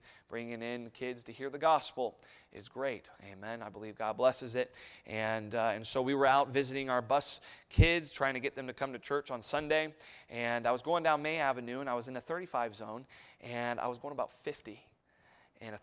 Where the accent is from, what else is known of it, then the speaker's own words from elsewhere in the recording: Germany; moved away; growing up in Germany